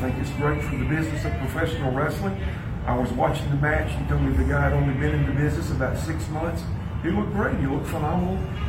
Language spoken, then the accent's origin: English; Columbia, South Carolina, United States; this is my hometown, Columbia, South Carolina.